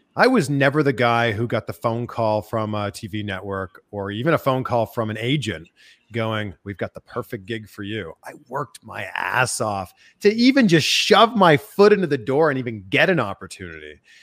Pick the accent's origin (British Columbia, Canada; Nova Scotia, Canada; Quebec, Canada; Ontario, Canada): Ontario, Canada; Toronto; moved away as an adult; also born or lived in Cleveland, Ohio; now in United States; I grew up in the Toronto area